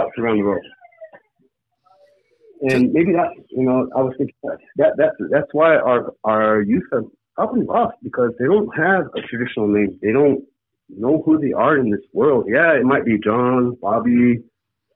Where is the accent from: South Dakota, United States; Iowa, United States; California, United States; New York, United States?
South Dakota, United States; Lakota country, Rosebud Reservation; I come here from Lakota country